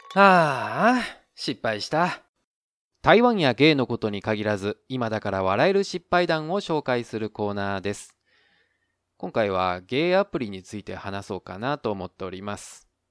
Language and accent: Japanese; Osaka, Japan; moved away as an adult; now in Taiwan; 自分が大阪出身